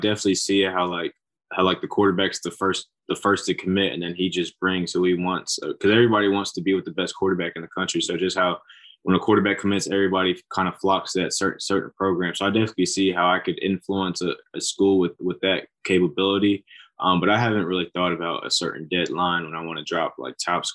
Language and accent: English; Georgia, United States; moved away; We're both originally from Georgia